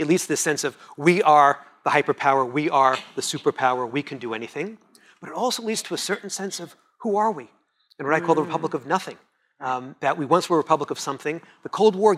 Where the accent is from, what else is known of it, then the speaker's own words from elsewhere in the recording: Montreal, Quebec, Canada; That's my French, because I'm from Montreal